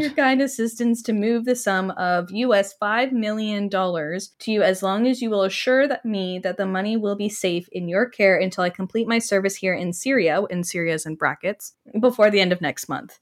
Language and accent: English; Canada; I'm speaking as obviously a Canadian